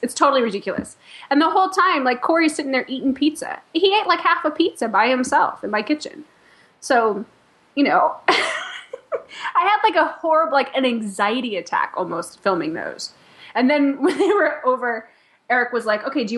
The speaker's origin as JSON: {"language": "English", "town": "Chicago", "region": "Illinois", "country": "United States", "said": "I'm from Chicago"}